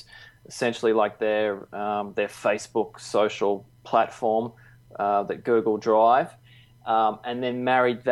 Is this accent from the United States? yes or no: no; Melbourne, Victoria, Australia; now in Gold Coast, Australia; I grew up down in Melbourne